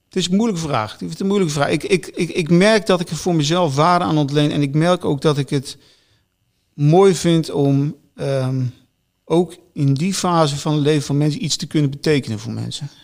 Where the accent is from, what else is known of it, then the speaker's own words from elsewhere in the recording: Netherlands; ik als Nederlander